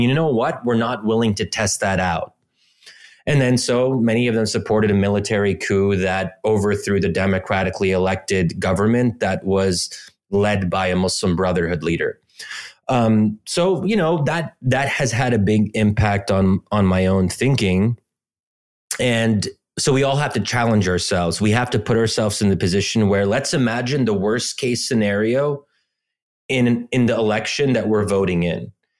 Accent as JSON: {"language": "English", "region": "Pennsylvania", "country": "United States", "tie": "born or raised there", "said": "Like I'm born and raised in Pennsylvania, but originally Egyptian."}